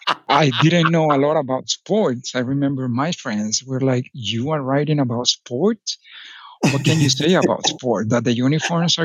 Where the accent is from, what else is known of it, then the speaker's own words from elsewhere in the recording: Medellín, Antioquia, Colombia; now in Texas, United States; I grew up in Medellin, Colombia